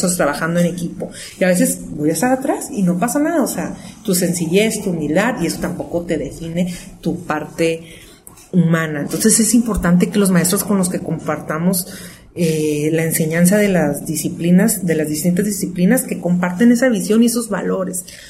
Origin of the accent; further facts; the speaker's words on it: Tijuana, Baja California, Mexico; somos tijuanenses de cuarta generación, o sea, amamos Tijuana